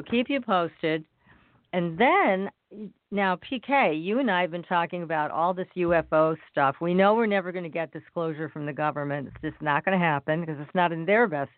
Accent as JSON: {"language": "English", "region": "Massachusetts", "country": "United States", "tie": "born or raised there"}